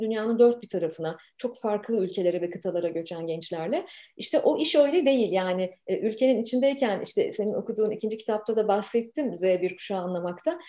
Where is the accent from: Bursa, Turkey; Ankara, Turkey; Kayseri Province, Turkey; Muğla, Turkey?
Ankara, Turkey; moved away as an adult; also born or lived in Istanbul; Tipik bir Ankaralıyım